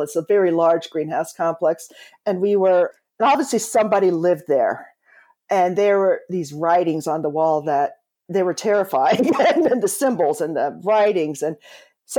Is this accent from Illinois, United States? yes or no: no; eastern Pennsylvania, United States; I grew up in a town connected to the steel industry, and it was also center for other heavy manufacturing. It was in eastern Pennsylvania